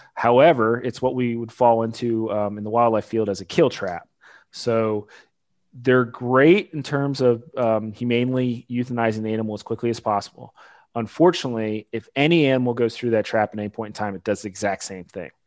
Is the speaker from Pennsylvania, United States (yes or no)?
yes; Pennsylvania, United States; moved away as an adult; also born or lived in Illinois / Delaware; now in Kentucky, United States; I'm originally from Pennsylvania.